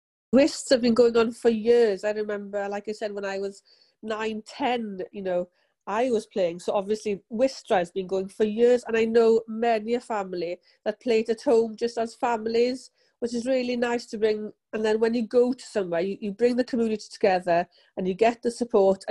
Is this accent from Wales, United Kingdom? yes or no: yes; Llandeilo, Wales, United Kingdom; I'm from Bethlehem in Llandilo